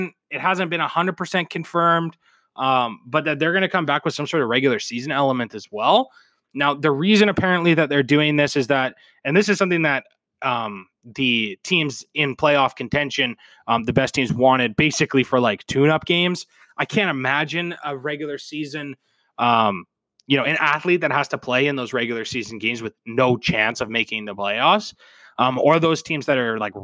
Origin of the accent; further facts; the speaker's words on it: Canada; I'm Canadian